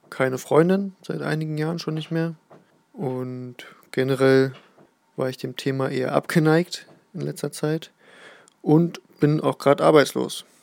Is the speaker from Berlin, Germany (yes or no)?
yes; Berlin, Germany; now in Südniedersachsen, Germany; bin 30 Jahre alt, gebürtig aus Berlin, dort habe ich auch lange, lange Jahre gelebt und wohne jetzt seit fast einem Jahr auf dem Land in Südniedersachsen